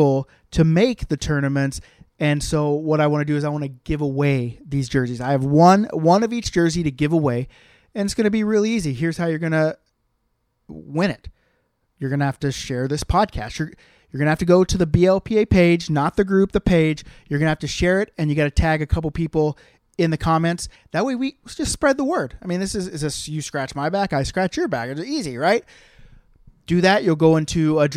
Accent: Moore, Oklahoma, United States; now in Canada; my hometown, Oklahoma City, Moore, Oklahoma

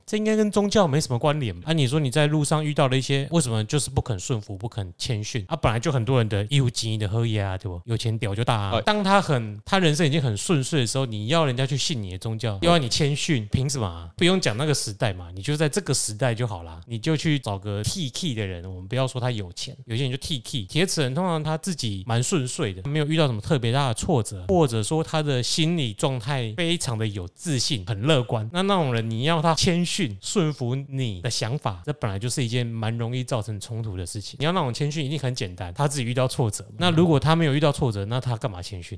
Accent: Taiwan; 我们台湾人应该比较容易懂

